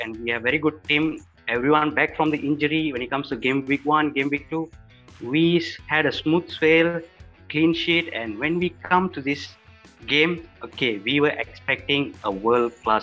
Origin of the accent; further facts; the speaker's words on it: Semenyih, Selangor, Malaysia; I'm from Semenye